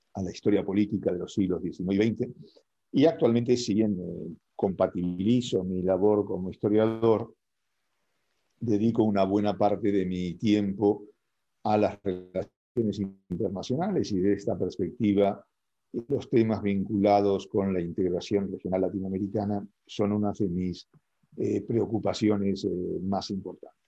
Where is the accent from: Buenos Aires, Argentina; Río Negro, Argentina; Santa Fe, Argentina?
Buenos Aires, Argentina; now in Spain; yo soy de origen argentino, nací en Buenos Aires, aunque llevo viviendo aquí en España desde el año 76